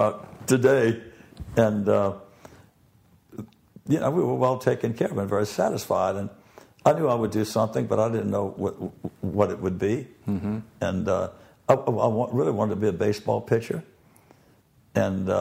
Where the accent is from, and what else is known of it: New Orleans, Louisiana, United States; born or raised there